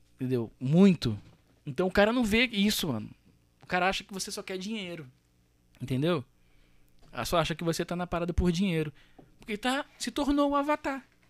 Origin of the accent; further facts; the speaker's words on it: Rio de Janeiro, Brazil; Eu sou carioca. Eu amo o Rio